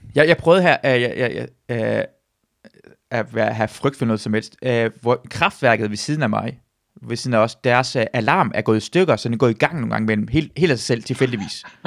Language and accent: Danish; Iran; now in Denmark; jeg er iraner